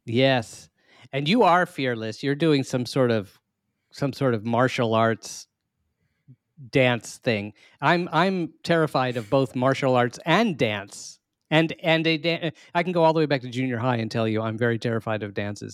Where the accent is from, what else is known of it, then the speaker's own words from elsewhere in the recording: Maryland, United States; we are both from Maryland